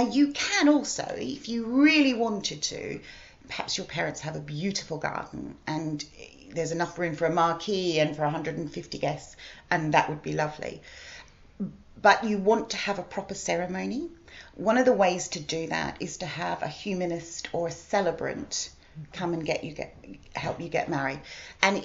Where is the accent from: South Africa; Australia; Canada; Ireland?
Australia; moved away as an adult; now in United Kingdom; I'm originally Australian. I've lived here for 23 years.